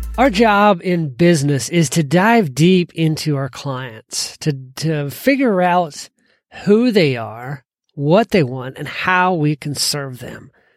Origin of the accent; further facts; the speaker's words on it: Georgia, United States; growing up in Georgia